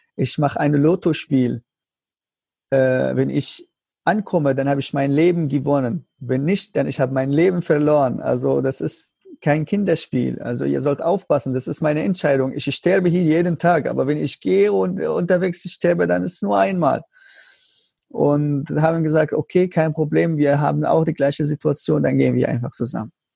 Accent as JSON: {"language": "German", "country": "Syria", "second_language": "German", "moved": "as an adult", "lives_now": "Germany", "said": "als ich so raus von Syrien war"}